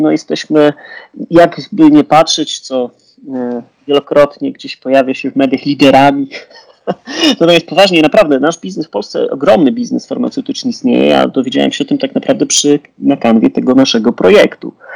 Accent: Poland; Jesteśmy Polakami

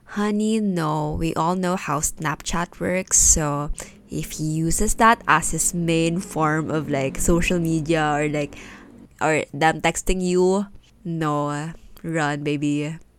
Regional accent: Philippines; English is a second language; English, because it's not my first language

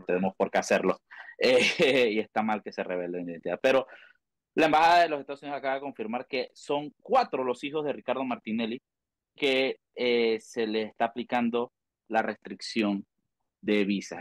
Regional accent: Panama; como periodista, como panameño

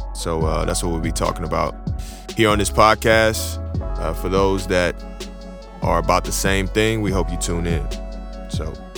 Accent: Houston, Texas, United States; now in Oklahoma, United States; I'm from Houston, as, as some of you guys that know me from my music know I'm from Houston

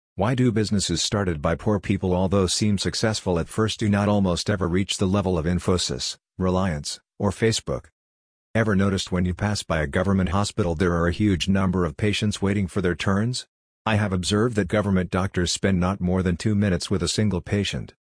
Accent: Andhra Pradesh, India; the place where I grew up in Andhra Pradesh.

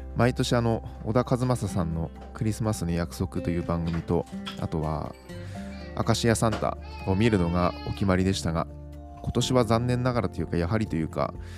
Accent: Miyagi, Japan; now in Tokyo, Japan; 私の実家は宮城県にあります

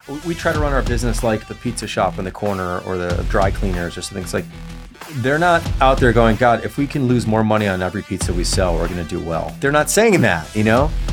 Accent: Chicago, Illinois, United States; moved away as an adult; now in Los Angeles, United States; grew up in Chicago

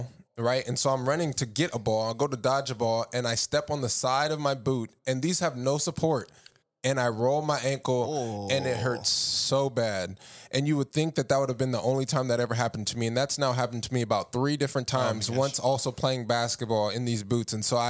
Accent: San Diego, California, United States; I'm from San Diego. That's not a beach.

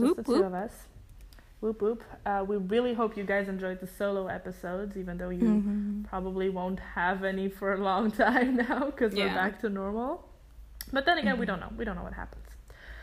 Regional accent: Germany; first language German; English is a second language; I grew up in Germany, so that's how I learned German. I went to school here.

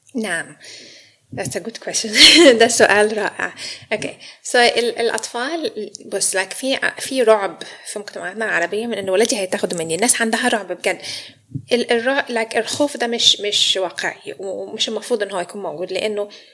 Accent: Egypt; moved away as an adult; also born or lived in Sydney, Australia; now in Melbourne, Australia; انا مصريه فجابني استراليا

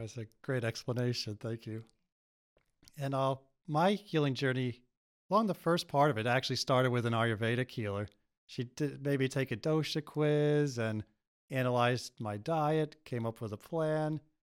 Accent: United States; I grew up here

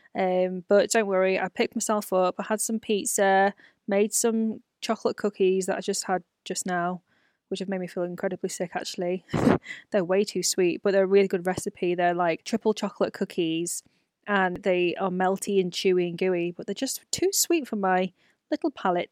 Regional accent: United Kingdom; my life as a B B C, a British-born Chinese person

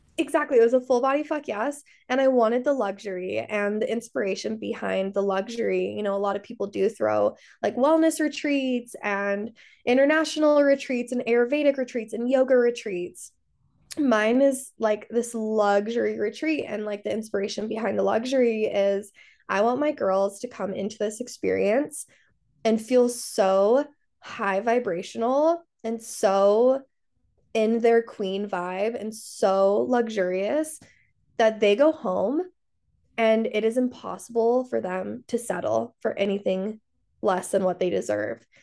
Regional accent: Salt Lake City, Utah, United States; I grew up in Salt Lake City, I grew up Mormon

